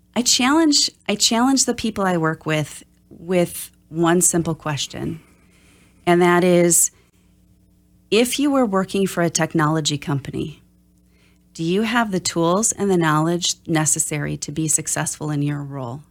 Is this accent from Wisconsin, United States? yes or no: yes; Oshkosh, Wisconsin, United States; I'm from Oshkosh